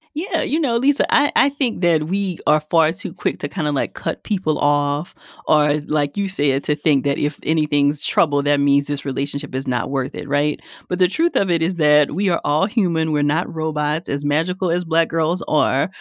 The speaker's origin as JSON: {"language": "English", "region": "Louisiana", "country": "United States", "said": "I'm from Louisiana"}